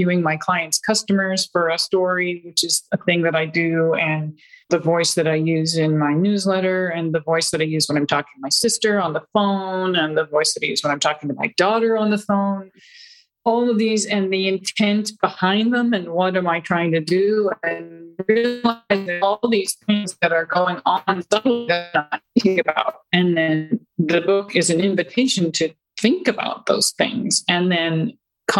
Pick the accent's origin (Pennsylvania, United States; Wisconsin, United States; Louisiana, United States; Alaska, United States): Pennsylvania, United States; my area where I grew up in Pennsylvania